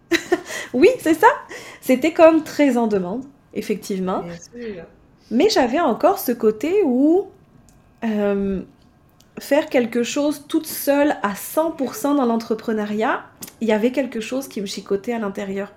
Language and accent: French; France; moved away as an adult; also born or lived in Baie-Comeau, Quebec, Canada; now in Canada; j'ai quitté la France pour venir m'installer au Canada en 2010.